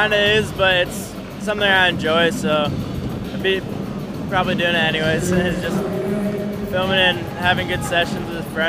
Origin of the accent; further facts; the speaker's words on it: San Diego, California, United States; I'm from San Diego